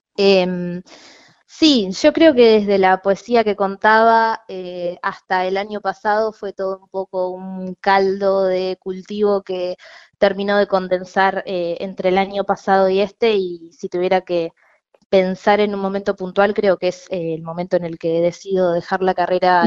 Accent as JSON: {"language": "Spanish", "town": "Necochea", "region": "Buenos Aires Province", "country": "Argentina", "moved": "as an adult", "lives_now": "La Plata, Argentina", "said": "yo soy de Necochea, me vine a estudiar"}